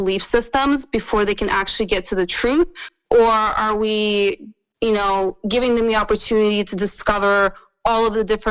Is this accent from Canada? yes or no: no; Russia; I'm from Russia